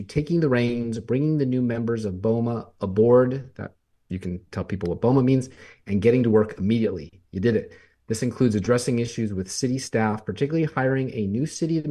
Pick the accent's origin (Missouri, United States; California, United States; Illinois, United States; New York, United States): California, United States; accent: California; now in Tennessee, United States; my California accent